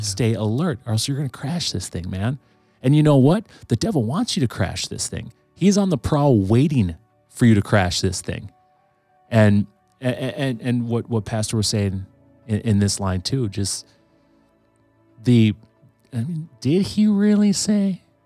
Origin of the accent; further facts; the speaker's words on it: Green Bay, Wisconsin, United States; I grew up, I grew up in the, in the nineties. Um, the city of Green Bay looked vastly different in, in the nineteen nineties